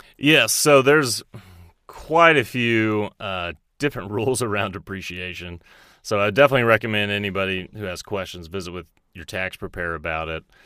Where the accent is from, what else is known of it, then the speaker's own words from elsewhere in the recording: Texas, United States; moved away as an adult; also born or lived in Dallas, Texas; now in Roseville, United States; I'm actually from Texas originally.